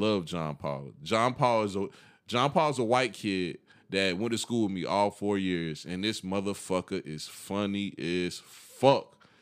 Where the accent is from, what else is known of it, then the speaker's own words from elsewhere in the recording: Columbia County, Georgia, United States; growing up in Columbia County